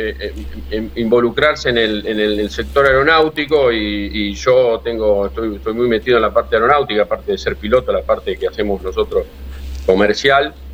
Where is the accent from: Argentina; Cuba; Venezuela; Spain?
Argentina; Rosario, Santa Fe; Bueno, mirá, yo soy Rosario y mm, en principio de los 90